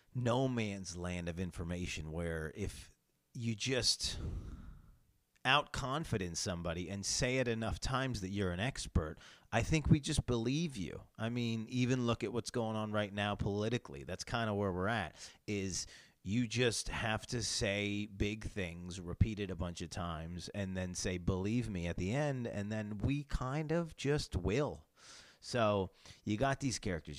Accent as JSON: {"language": "English", "region": "New York", "country": "United States", "said": "I come from New York State, where kind of having guns is just um, harder and uh, and and rarer."}